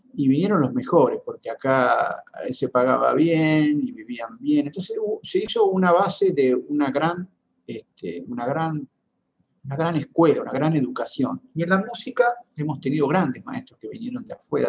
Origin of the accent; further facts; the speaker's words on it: General Pico, La Pampa, Argentina; now in Buenos Aires, Argentina; mi pueblo, en General Pico, en La Pampa